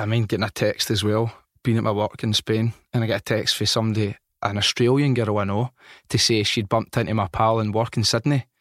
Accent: Glasgow, Scotland, United Kingdom; I come from North Glasgow

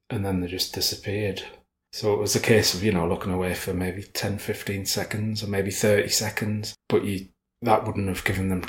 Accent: County Durham, North East England, United Kingdom; also born or lived in Lancaster / Manchester; now in Yorkshire, United Kingdom; I'm from County Durham

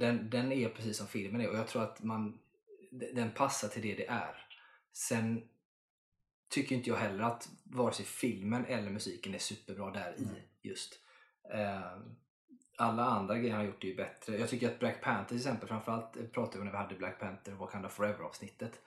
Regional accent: Sweden; jag är svensk.

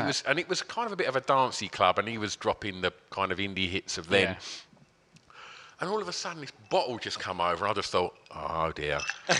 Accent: Essex, East of England, United Kingdom; we're from Essex

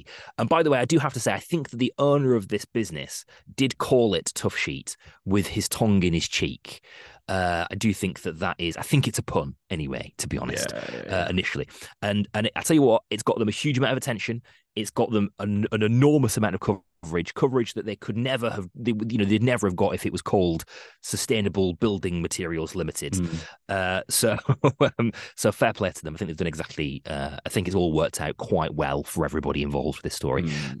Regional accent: Bolton, North West England, United Kingdom; accent: Bolton; Yeah, my Bolton accent's worn off a little bit

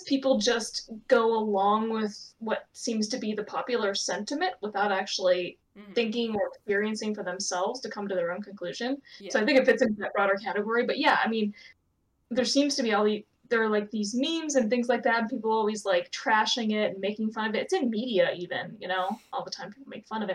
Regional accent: Ohio, United States; I'm from Ohio

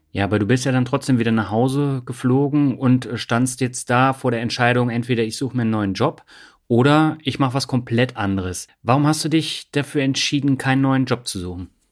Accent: Swabia, Germany; moved away; Meine Leitung geht heute in meine alte Heimat, das Schwabenland

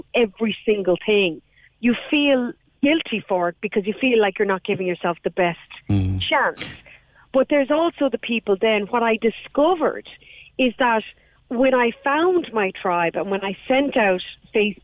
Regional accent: Ireland; I have long been incredibly angry as an Irish woman

